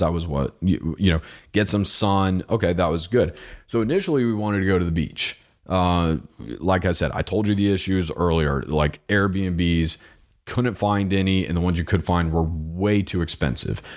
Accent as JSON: {"language": "English", "region": "Florida", "country": "United States", "said": "I'm from Florida"}